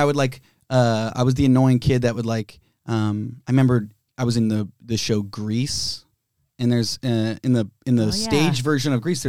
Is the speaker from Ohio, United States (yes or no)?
yes; Cincinnati, Ohio, United States; also born or lived in Chicago; now in Los Angeles, United States; I'm from Cincinnati.